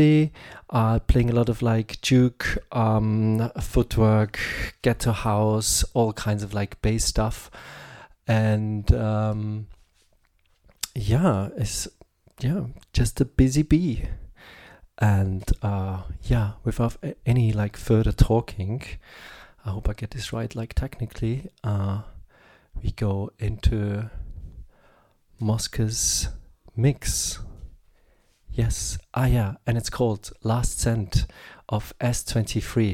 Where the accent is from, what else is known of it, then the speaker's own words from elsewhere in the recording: Graz, Styria, Austria; here in my hometown